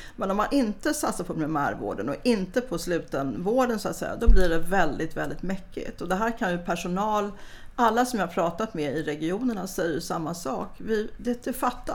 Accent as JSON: {"language": "Swedish", "town": "Stockholm", "region": "Stockholm County", "country": "Sweden", "said": "Jag kommer från Gubbängen, samma linje ungefär som Stefan Sundström"}